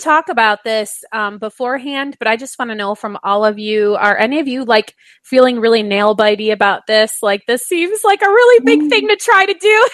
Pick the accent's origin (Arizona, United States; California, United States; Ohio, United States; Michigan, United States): Michigan, United States; growing up in Michigan